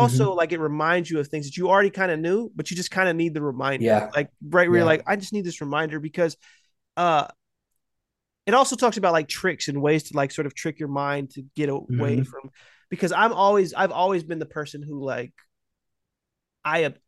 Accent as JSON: {"language": "English", "country": "United States", "said": "I'm American."}